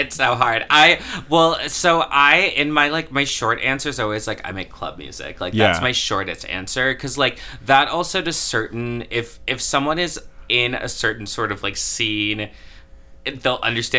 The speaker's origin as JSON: {"language": "English", "region": "Florida", "country": "United States", "tie": "born or raised there", "lives_now": "Chicago, United States", "said": "I'm not, actually. So I've lived here for a while, but I grew up in Florida"}